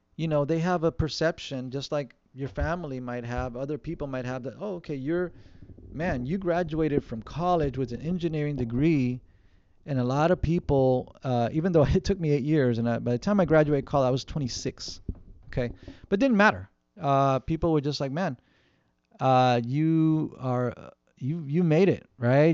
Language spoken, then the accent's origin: English; Southern California, United States; we live in Southern California, where we grew up in Southern California